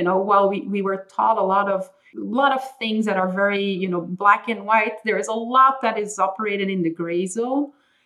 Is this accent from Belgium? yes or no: yes; Belgium; first language Dutch; English is a second language; moved away as an adult; I was born and raised for the most part in Belgium. So I speak Dutch or Flemish at home